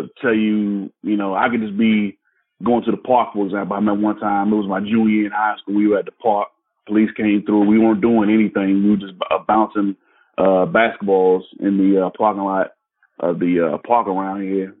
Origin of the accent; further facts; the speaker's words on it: Landover, Maryland, United States; also born or lived in Washington, D.C.; I grew up in a suburb of Washington, D.C. called Landover, in Maryland